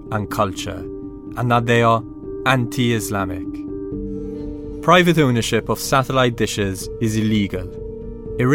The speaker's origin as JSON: {"language": "English", "country": "Malta", "said": "Malta, my home country, an archipelago in the Mediterranean"}